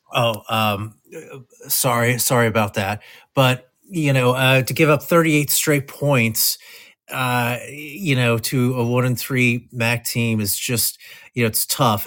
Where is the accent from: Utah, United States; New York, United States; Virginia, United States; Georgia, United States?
Virginia, United States; Southwest; I am a native Virginian. I grew up in Southwest Virginia, about 45 minutes from Blacksburg, Virginia